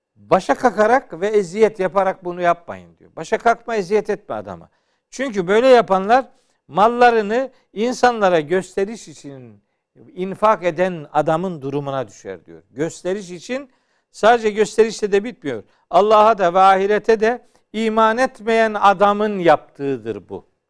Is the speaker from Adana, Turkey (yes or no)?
no; Çaykara, Trabzon, Turkey; Bizim memlekette ben Trabzonluyum. Hı hı. E, Çaykaralıyım, Ofluyum